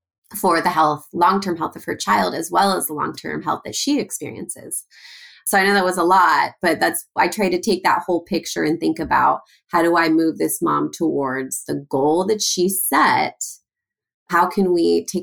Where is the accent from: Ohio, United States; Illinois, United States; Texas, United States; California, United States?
California, United States; Los Angeles; I grew up in Los Angeles